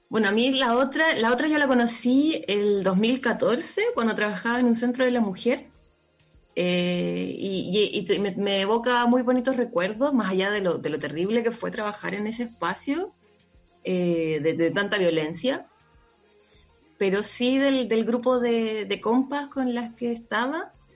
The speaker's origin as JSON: {"language": "Spanish", "town": "La Serena", "region": "Coquimbo", "country": "Chile", "tie": "born or raised there", "moved": "yes", "said": "cuando era chica, vivía en La Serena y pasaba harto en la playa"}